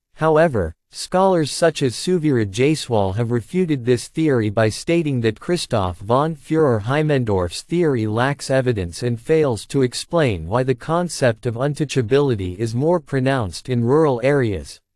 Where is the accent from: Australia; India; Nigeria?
India; Being an Indian born and raised in India